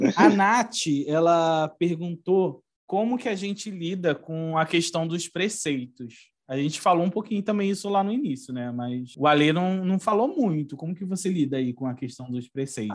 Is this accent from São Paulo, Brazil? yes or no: no; Rio de Janeiro, Brazil; sou aqui do Rio de Janeiro, eu moro na, na Baixada